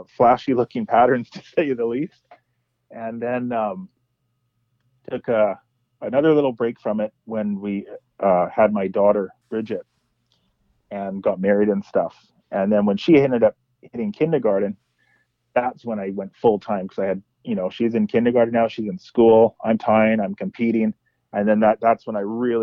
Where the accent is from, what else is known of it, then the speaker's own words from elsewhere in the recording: Kamloops, British Columbia, Canada; now in Vancouver, Canada; I grew up in Kamloops